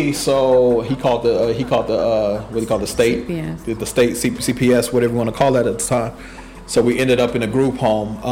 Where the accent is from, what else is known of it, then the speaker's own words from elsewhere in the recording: Oakland, California, United States; I was born in Oakland, California